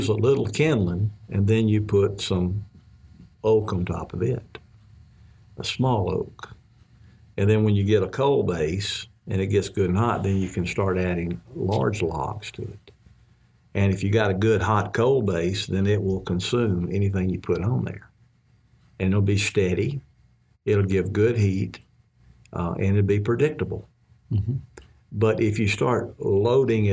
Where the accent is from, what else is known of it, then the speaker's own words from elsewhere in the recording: Mississippi, United States; when I was growing up in Mississippi